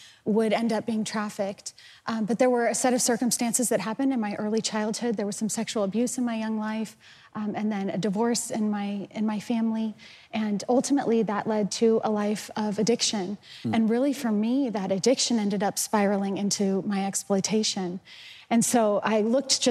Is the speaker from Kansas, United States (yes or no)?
no; Austin, Texas, United States; I'm from Austin, Texas, and I go and teach in the Travis County Jail